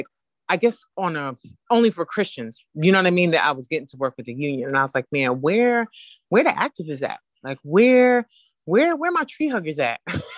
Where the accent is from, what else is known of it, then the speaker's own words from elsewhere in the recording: New York City, New York, United States; moved away as an adult; now in Detroit, United States; I'm initially a New Yorker